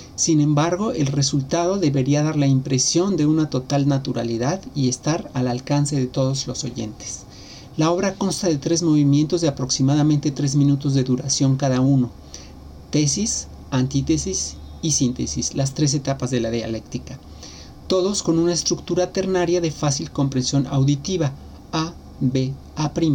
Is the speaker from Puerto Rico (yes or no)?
no; Mexico City, Mexico; now in Xalapa, Mexico; Nací en Ciudad de México, pero vivo en Jalapa, en el estado de Veracruz, desde hace más de 30 años.